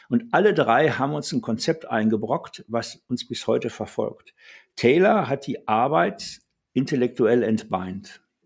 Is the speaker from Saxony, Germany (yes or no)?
no; Ruhr area, North Rhine-Westphalia, Germany; moved away as an adult; also born or lived in Karlsruhe; ich bin im Ruhrgebiet groß geworden, in einem klassischen Bergarbeiterhaushalt